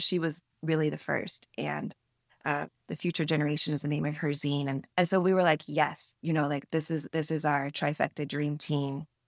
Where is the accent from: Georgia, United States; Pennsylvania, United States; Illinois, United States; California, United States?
Georgia, United States; Atlanta; when I was a teenage writer growing up in Atlanta